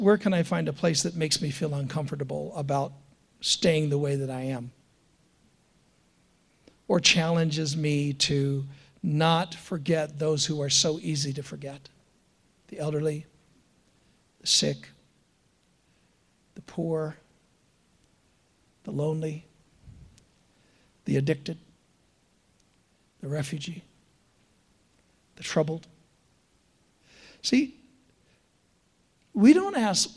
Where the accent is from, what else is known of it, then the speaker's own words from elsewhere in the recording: United States; we Americans, and I love being an American